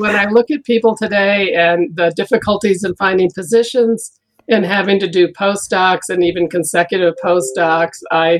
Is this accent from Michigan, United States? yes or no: yes; Ann Arbor, Michigan, United States; also born or lived in Ohio / New York; I was born in Ohio, and I lived there only temporarily. And then I was a very young child in New York. But I lived most of my growing up in Michigan, in Ann Arbor, Michigan, which is a university town.